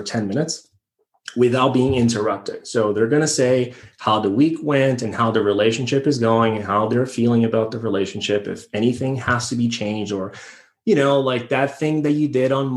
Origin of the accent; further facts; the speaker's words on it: Brazil; moved away as an adult; now in United States; I'm born and raised in Brazil